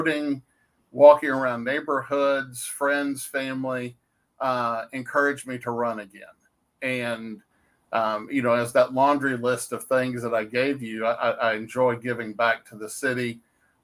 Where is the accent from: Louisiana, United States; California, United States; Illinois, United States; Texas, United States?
Texas, United States; Dallas; moved away as an adult; now in Waxahachie, United States; I was born and raised in Dallas